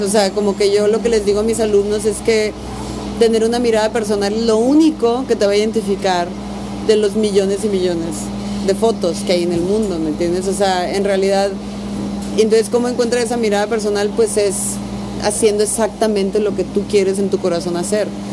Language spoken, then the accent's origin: Spanish; Tijuana, Baja California, Mexico; yo crecí en Tijuana